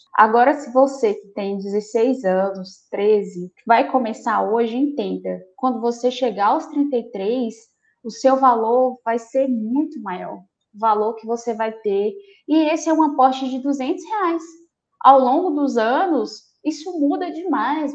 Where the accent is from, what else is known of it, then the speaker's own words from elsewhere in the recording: Marabá, Pará, Brazil; now in Palmas, Brazil; Eu nasci em Marabá, no Pará